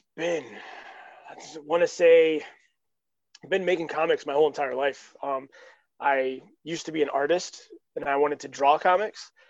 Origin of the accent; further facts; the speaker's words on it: Holland, Michigan, United States; I'm actually from Holland, Michigan